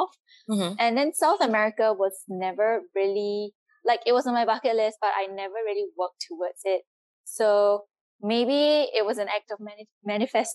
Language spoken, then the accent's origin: English; Singapore; moved away as an adult; also born or lived in Mexico / Bolivia / Peru / Dominican Republic; I come from Singapore, the city is almost, yeah, it's so tiny.